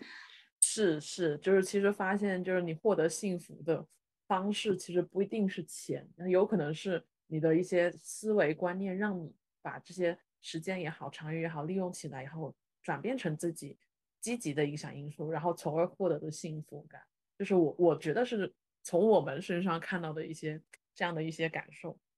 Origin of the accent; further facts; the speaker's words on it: Nanning, Guangxi, China; now in Beijing, China; 我如果回广西南宁，我的老家